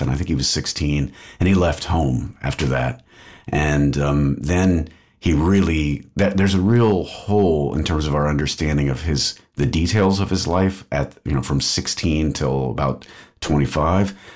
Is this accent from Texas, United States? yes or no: yes; Austin, Texas, United States; moved away as an adult; now in Belgium; I'm from Austin, Texas, grew up there